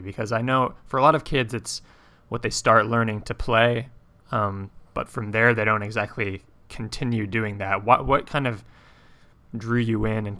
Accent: Boston, Massachusetts area, United States

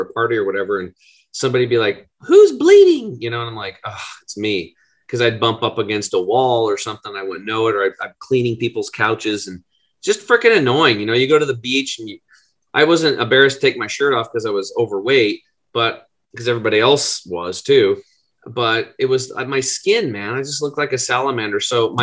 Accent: Eastern Oregon, United States; I grew up over in Eastern Oregon, which is pretty much Redneckville.

